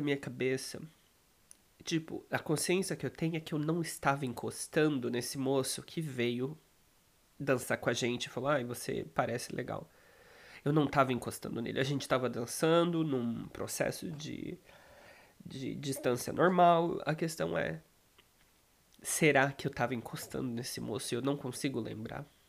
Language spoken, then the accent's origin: Portuguese; Brazil; moved away as an adult; now in Poland; Eu não saí do Brasil